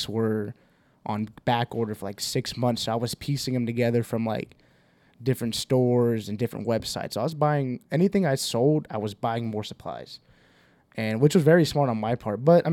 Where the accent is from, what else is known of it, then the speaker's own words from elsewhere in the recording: Houston, Texas, United States; we're from Houston, have a bunch of family down in Harlingen